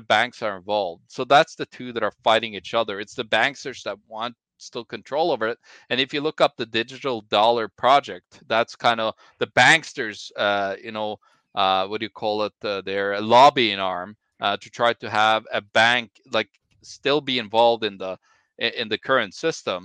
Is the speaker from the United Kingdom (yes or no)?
no; Norway; I'm from Norway